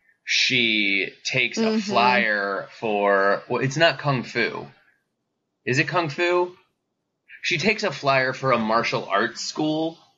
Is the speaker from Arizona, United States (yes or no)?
yes; Arizona, United States; now in Los Angeles, United States; growing up in Arizona and growing up in, not growing up, but currently living